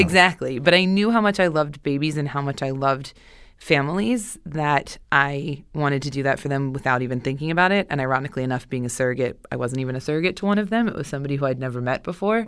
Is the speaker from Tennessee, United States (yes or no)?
no; Pennsylvania, United States; also born or lived in Boston; now in Los Angeles, United States; Originally from Pennsylvania.